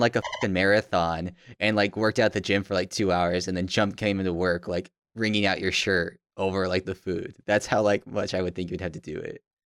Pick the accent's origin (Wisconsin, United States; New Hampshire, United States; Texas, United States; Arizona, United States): Arizona, United States; Tucson; growing up in Tucson